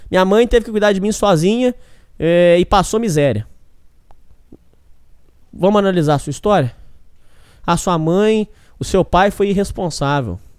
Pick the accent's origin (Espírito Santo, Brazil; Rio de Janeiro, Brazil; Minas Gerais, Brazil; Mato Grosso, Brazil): Minas Gerais, Brazil; Eu vim do estado de Minas Gerais. Estado de gente trabalhadora, honesta, correta. Minas Gerais não é igual São Paulo.